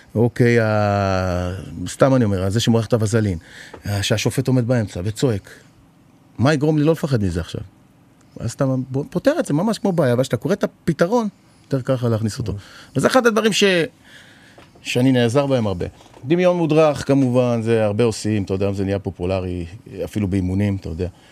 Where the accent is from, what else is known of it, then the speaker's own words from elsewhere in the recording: Israel; באתי מישראל